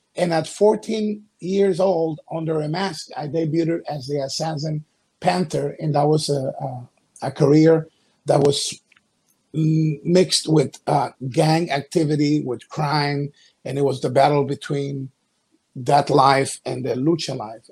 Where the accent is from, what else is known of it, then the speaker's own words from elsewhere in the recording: Guayaquil, Guayas, Ecuador; moved away; I was five years old. I'm from Ecuador, a coast city called Guayaquil in the Republic of Ecuador.